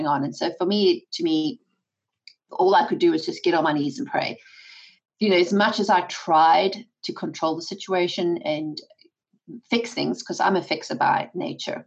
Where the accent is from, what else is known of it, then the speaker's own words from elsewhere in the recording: South Africa; moved away; my husband and I come from South Africa, born and raised by that attitude